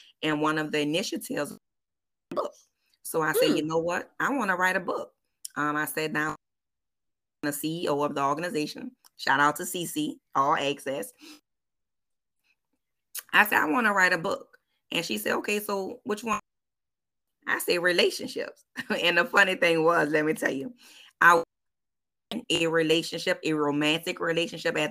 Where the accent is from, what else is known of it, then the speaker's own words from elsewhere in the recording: New Orleans, Louisiana, United States; born and raised in New Orleans, 504 for show.